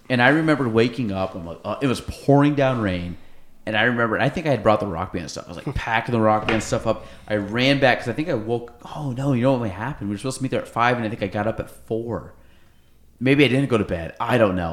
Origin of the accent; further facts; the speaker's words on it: Chazy, New York, United States; we're kids from Chazy